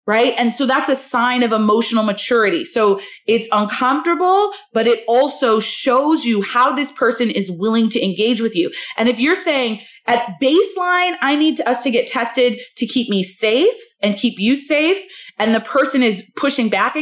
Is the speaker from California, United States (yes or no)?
yes; Southern California, United States; now in Chicago, United States; so we live in Chicago. I'm from Southern California